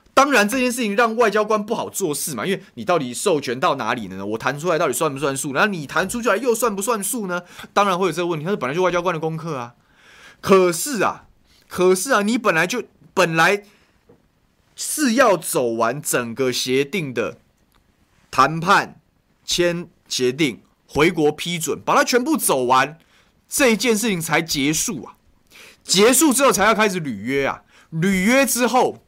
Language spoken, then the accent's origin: Chinese; Taiwan; 以前我们吃，台湾人吃台湾米啊